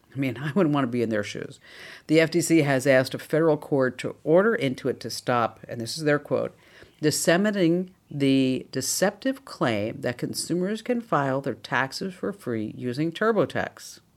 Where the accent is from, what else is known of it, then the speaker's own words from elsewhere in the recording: New Jersey, United States; I'm from New Jersey